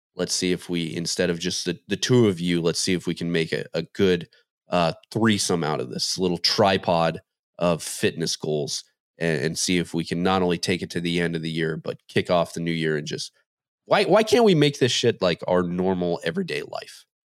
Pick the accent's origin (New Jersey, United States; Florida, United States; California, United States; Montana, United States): Montana, United States; growing up in Montana